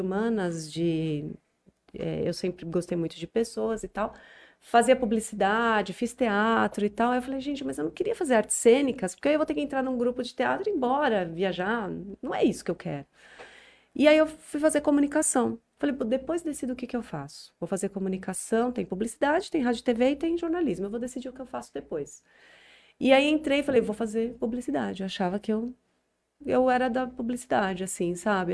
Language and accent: Portuguese; São Paulo, Brazil; moved away as an adult; now in Jales, Brazil; Eu sou de São Paulo, uhum. sempre morei em São Paulo até uhum. um ano atrás. Então, eu nasci em São Paulo e sempre morei.